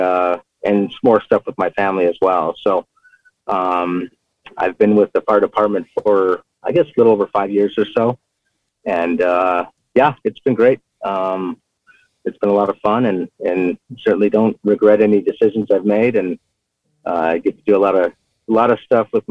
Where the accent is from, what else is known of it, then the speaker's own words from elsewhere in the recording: Southern Arizona, United States; I'm an Arizona native. I grew up here in Arizona, Southern Arizona.